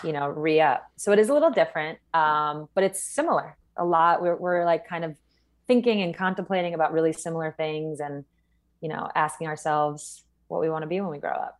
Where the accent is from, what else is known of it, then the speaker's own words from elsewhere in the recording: East Coast, United States; moved away as an adult; now in Seattle, United States; I'm from the East Coast originally